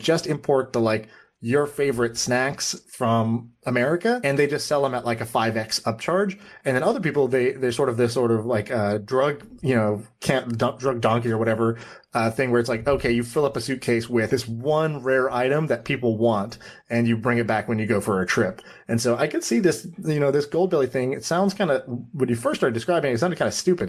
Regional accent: Austin, Texas, United States; I grew up in Austin, Texas. I spent a lot of time in Texas.

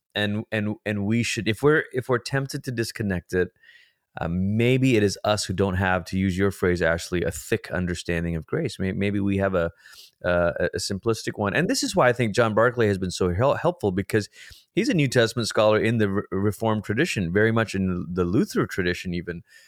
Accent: Malaysia; moved away; I'm a first generation immigrant. I grew up in Malaysia. It's where I'm from.

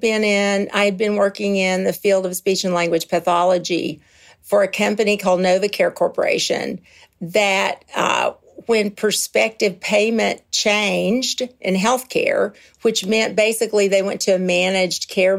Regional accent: Kentucky, United States; moved away as an adult; also born or lived in Nuremberg, Germany; I am originally from Kentucky. It's a beautiful bluegrass state, and I lived there until I was 23

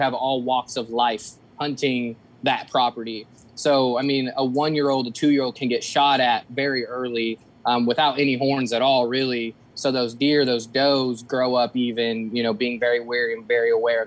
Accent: Decatur, United States; I'm from the Decatur area. I live in a small town outside of Decatur. I've pretty much grown up here since I was about 13, 14

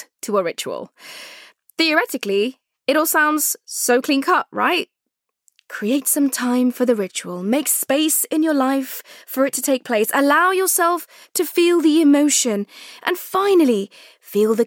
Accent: London, United Kingdom; my hometown of London

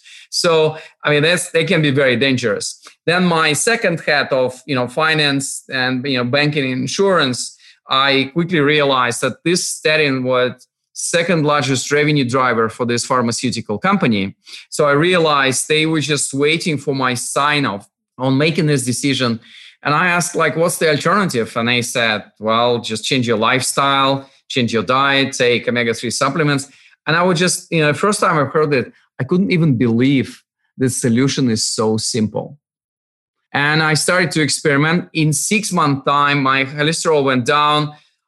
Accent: Russian Far East, Russia; moved away; also born or lived in Moscow / United Kingdom; I was born in far east of Russia, actually on the other side of Pacific Ocean. my home, and I'm always joking that it was, you know, I was born not in the middle of nowhere, but like in the end of nowhere. Yep. My hometown, like 15,000 people

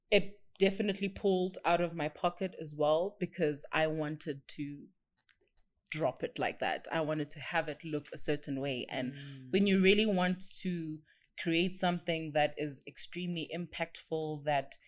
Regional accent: South Africa

